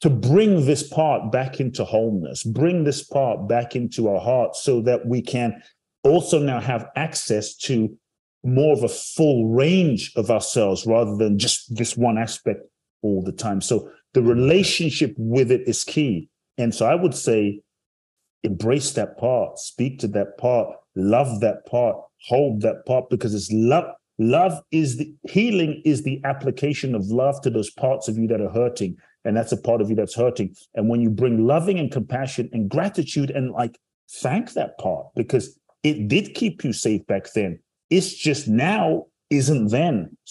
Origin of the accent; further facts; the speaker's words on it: London, United Kingdom; also born or lived in Ghana; now in United States; I grew up in London and live in the US now